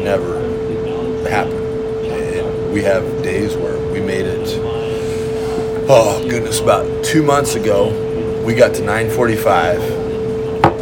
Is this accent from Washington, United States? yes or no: no; Grand Island, Nebraska, United States; I grew up in Grand Island. Just a smaller community